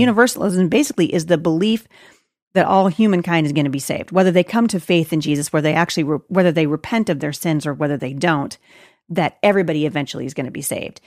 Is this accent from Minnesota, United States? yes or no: no; Portland, Oregon, United States; Portland, Oregon, which is my hometown